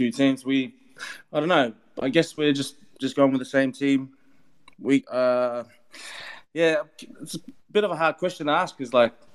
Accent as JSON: {"language": "English", "town": "Melbourne", "region": "Victoria", "country": "Australia", "tie": "born or raised there", "moved": "as an adult", "lives_now": "New Orleans, United States", "said": "Growing up in Melbourne, there was a lot of AFL, and all my cousins and friends were playing rugby league."}